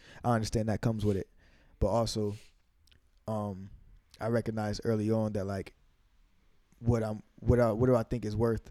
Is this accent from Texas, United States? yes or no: no; Amherst, New York, United States; also born or lived in Buffalo, New York; I came up from Waynesville, from East Amherst